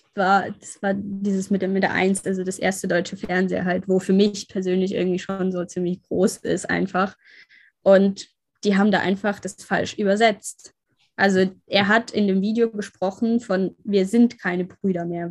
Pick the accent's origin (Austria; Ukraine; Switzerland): Ukraine; now in Germany; die Stadt halt, wo ich aufgewachsen bin